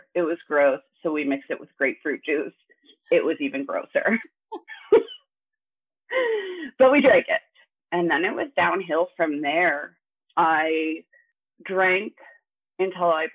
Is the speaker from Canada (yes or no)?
yes; Thunder Bay, Ontario, Canada; now in Ottawa, Canada; I grew up in Northern Ontario. I spent most of my life in Thunder Bay